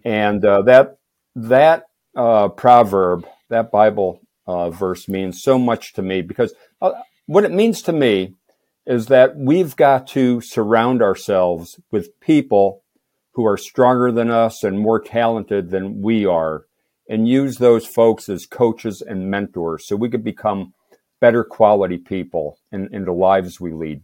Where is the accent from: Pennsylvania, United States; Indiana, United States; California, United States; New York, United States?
Pennsylvania, United States; Moosic; I was born in Moosic, Pennsylvania, a town of around five thousand